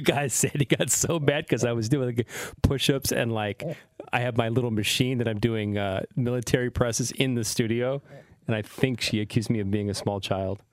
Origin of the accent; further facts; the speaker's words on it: the Bay Area, California, United States; moved away as an adult; also born or lived in Seattle; growing up in the Bay